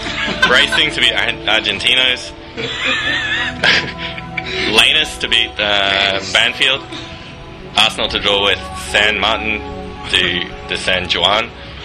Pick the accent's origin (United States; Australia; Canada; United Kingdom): Australia; accent: Australian; I'll exaggerate my Australian accent for this one.